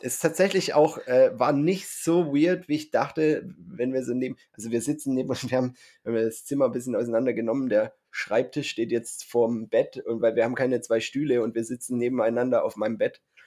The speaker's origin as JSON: {"language": "German", "area": "Swabia", "region": "Baden-Württemberg", "country": "Germany", "said": "ich bin ja Schwabe"}